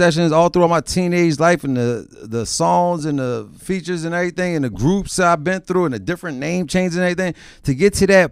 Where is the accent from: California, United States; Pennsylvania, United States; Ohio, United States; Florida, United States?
Pennsylvania, United States; Philadelphia; growing up in Philadelphia